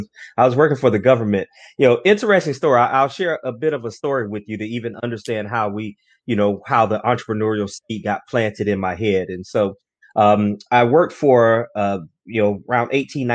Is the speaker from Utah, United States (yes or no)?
no; Orlando, Florida, United States; Originally from Orlando, Florida, born and raised in Orlando, Florida